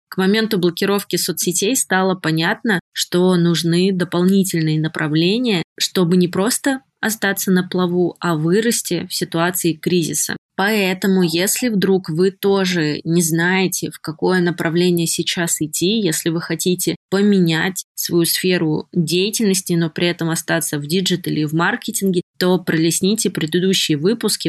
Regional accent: Tomsk, Tomsk Oblast, Russia; из Томска, моего родного города

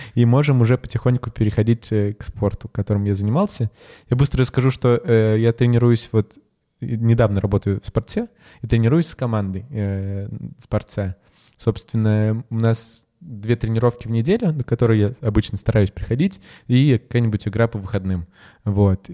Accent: Salekhard, Yamalo-Nenets Autonomous Okrug, Russia; moved away as an adult; now in Moscow, Russia; я северный человек, я из Салихарда

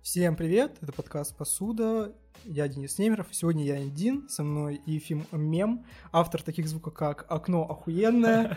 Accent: Achinsk, Krasnoyarsk Krai, Russia; moved away; Я из Ачинска

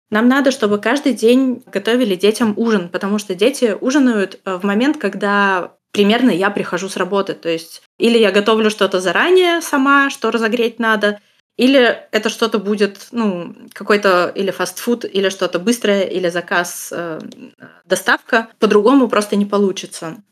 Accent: Russia; now in Germany; я из России

